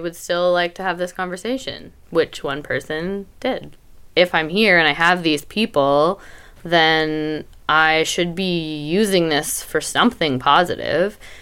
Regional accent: Canada; now in Portland, United States; I'm Canadian

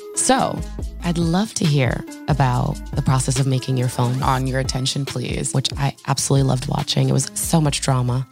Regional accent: Orange, New Jersey, United States; I'm from Orange, New Jersey.

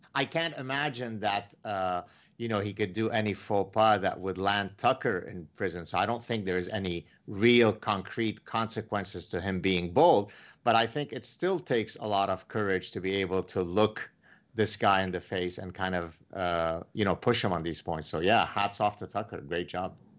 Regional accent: Canada; I'm Canadian

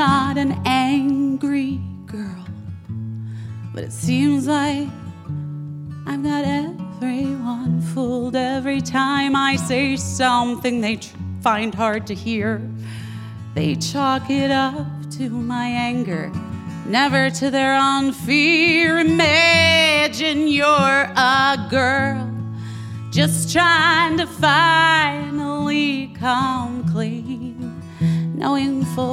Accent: Arizona, United States; moved away; also born or lived in Los Angeles; my home state of Arizona

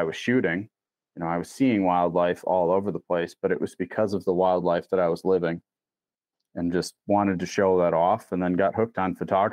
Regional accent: Door County, Wisconsin, United States; I grew up in Door County

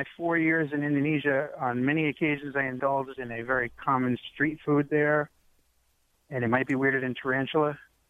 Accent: New York City, New York, United States; moved away as an adult; now in Delaware, United States; I've only been living in Delaware a little over 3 years. I was born in New York City, and I lived there for the first 43 years of my life.

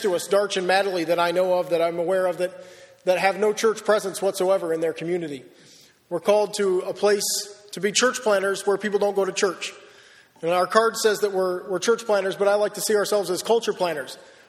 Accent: Wellsville, United States; moved away as an adult; now in Perth, Australia; I grew up in Wellsville

